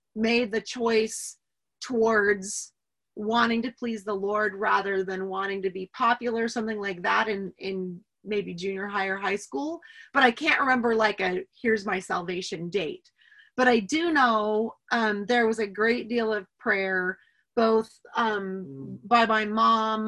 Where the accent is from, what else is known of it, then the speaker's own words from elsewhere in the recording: Medford, Oregon, United States; I'm actually from Oregon. And I grew up in a little Medford, little town in Oregon